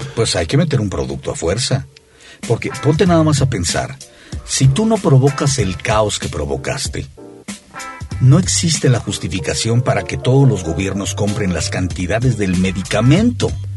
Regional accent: Mexico; now in United States; yo como mexicano

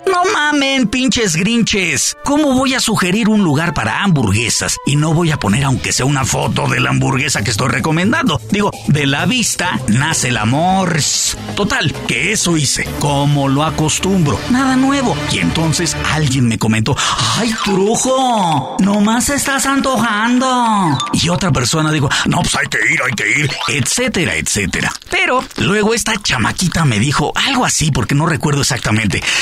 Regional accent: Mexico

